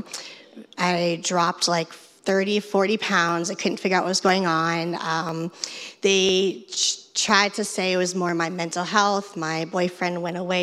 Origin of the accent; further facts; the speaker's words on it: Fort Lauderdale, Florida, United States; I'm from Fort Lauderdale, and I'm a fourth grade reading teacher